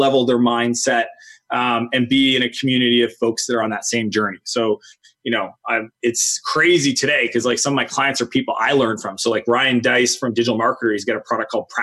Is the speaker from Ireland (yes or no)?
no; Canada; I grew up in Canada.